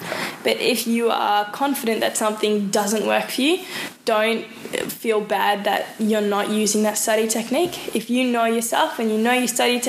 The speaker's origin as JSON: {"language": "English", "country": "New Zealand", "tie": "born or raised there", "also_born_or_lived": "South Africa", "said": "Well, I was born in South Africa, so I've got a South African background and family. Mm-hmm. Speak that at home. Moved to New Zealand when I was about 4, maybe 5."}